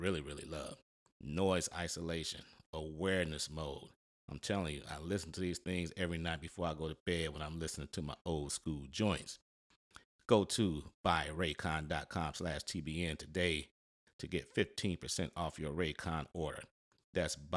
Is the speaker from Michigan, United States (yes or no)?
yes; Detroit, Michigan, United States; I'm from Detroit